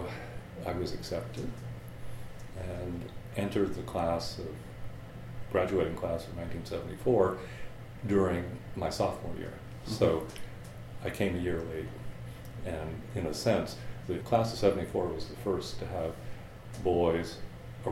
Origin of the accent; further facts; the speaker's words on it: Sarasota, Florida, United States; moved away as an adult; I grew up in Florida. I went to the public schools in Sarasota, Florida.